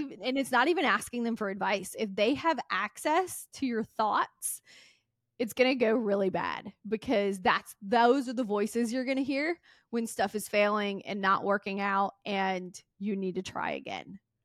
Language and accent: English; Mississippi, United States; I grew up in Mississippi, super poor